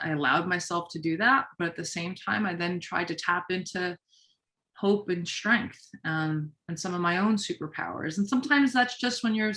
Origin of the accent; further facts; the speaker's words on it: New York City, New York, United States; I'm a New Yorker